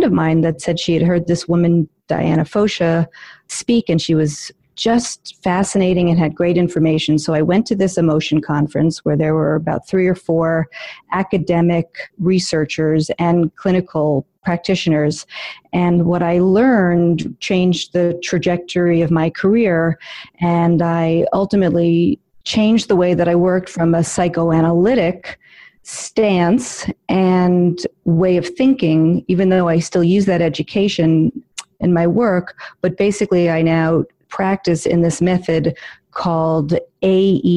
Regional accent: New York City, New York, United States; I am a born and raised in New York City

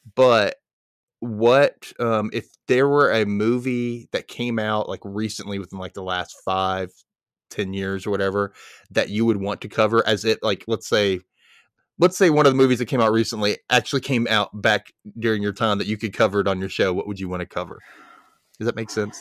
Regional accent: the South, United States; I'm in Mississippi. I grew up in the South

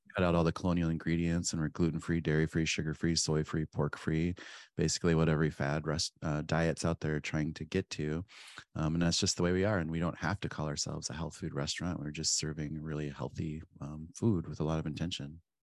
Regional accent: Pine Ridge, South Dakota, United States; moved away; I grew up on Pine Ridge in South Dakota

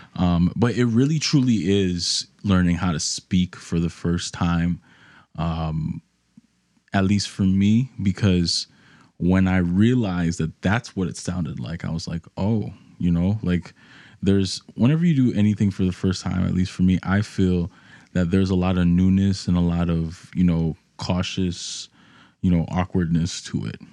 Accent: New York City, New York, United States; moved away as an adult; now in Nashville, United States; growing up in New York, you're exposed to hip hop, um, amongst other genres, um, especially where I was in the, in the Bronx

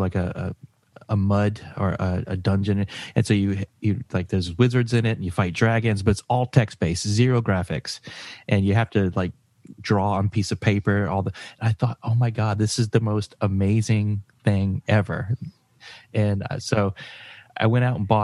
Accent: Georgia, United States; I'm from Georgia, from a rural, very small

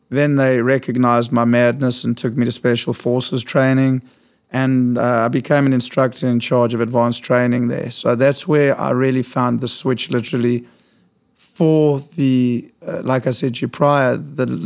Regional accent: South Africa; moved away as an adult; now in New York, United States; so I was born in South Africa.

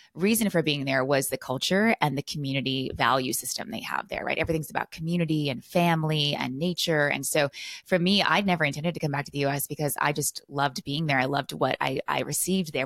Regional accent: California, United States; also born or lived in Costa Rica; now in Texas, United States; I'm from California, so I moved to Texas

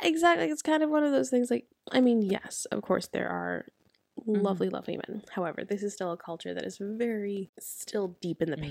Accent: United States; now in United Kingdom; I'm American

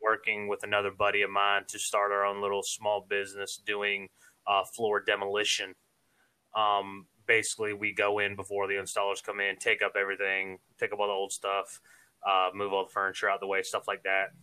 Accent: Savannah, Georgia, United States; moved away as an adult; now in Florida, United States; I'm originally from Savannah. Actually, I was born and raised there

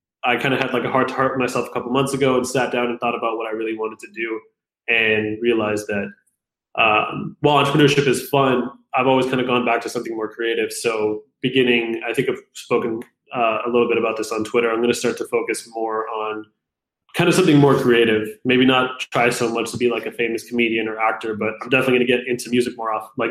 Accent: Fremont, California, United States; also born or lived in Pakistan / Toronto, Canada / Calgary, Canada / Fairfield, California; now in Los Angeles, United States; When I was 10, we moved to a small town called Fairfield in California, which is closer to, it's about an hour north of San Francisco. And then not long after that, we moved to Fremont, California, and that's where I stayed from the time I was about 10 to 22

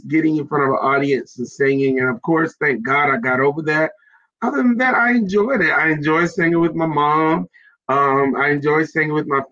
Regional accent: South Carolina, United States; I am from South Carolina. I'm a Carolina guy, and I'm so excited to be from South Carolina.

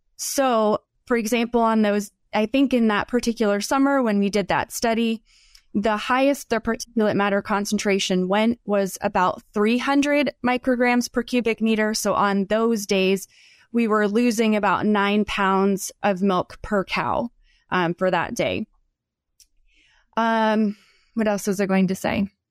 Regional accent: Northeast, United States; moved away as an adult; also born or lived in Southeastern United States / Florida; now in Idaho, United States; I'm from the, the Northeast, and then spent time in the Southeast for graduate school

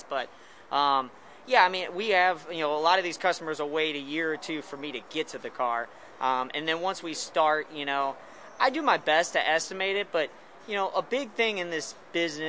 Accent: right outside of St. Louis, Missouri, United States; we're from the Midwest. You know, we're from right outside of St. Louis, Missouri.

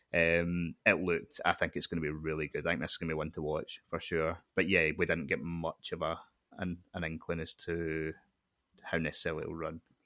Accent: Scotland, United Kingdom; as a Scottish person

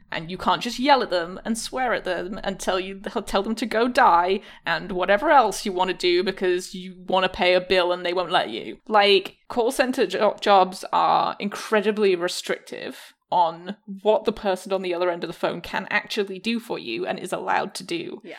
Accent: Michigan, United States; I'm from Michigan.

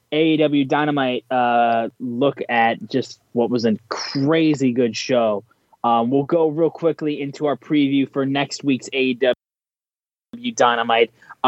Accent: Michigan, United States; I'm from Michigan

